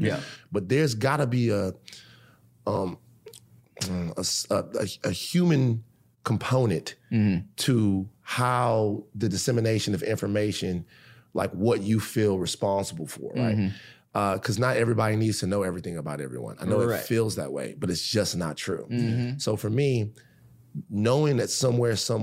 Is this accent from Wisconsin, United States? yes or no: no; Baton Rouge, Louisiana, United States; growing up in Baton Rouge